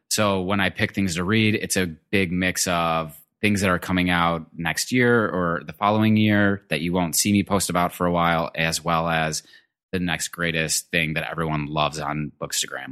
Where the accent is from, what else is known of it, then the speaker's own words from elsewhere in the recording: Detroit, Michigan, United States; I'm originally from Michigan. I grew up in a suburb in Detroit.